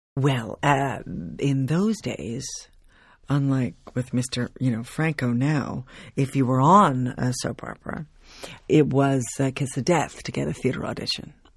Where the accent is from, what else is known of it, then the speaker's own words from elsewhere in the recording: Baldwin, United States; I also worked with community theaters while I was growing up in Baldwin